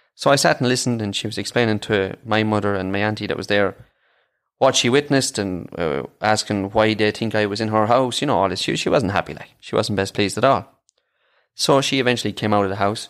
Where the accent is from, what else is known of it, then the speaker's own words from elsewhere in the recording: Ireland; accent: Irish; I am